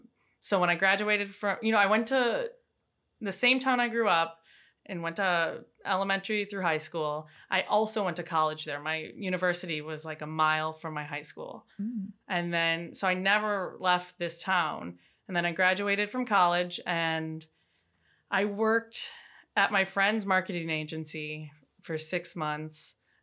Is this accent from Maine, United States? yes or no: no; Wisconsin, United States; In Wisconsin.